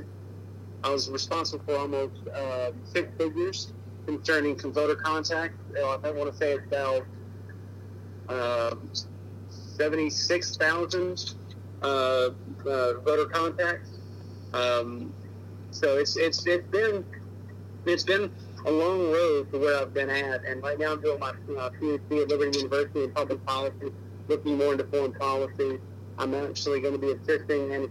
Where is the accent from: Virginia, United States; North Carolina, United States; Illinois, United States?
North Carolina, United States; Charlotte; I was raised in Charlotte, North Carolina